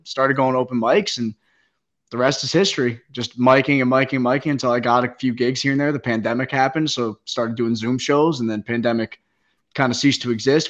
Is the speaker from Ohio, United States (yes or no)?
no; Caldwell, New Jersey, United States; also born or lived in Hoboken, New Jersey; I grew up in uh, Sopranos territory. I'm from Caldwell, New Jersey